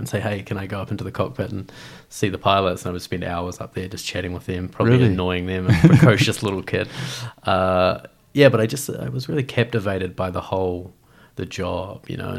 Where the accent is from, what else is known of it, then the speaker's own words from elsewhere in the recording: Christchurch, Canterbury, New Zealand; moved away as an adult; I'm from Christchurch, so it's nice to do a Christchurch podcast. I do a lot of podcasts in the States, so it's fun to kind of do one in my hometown.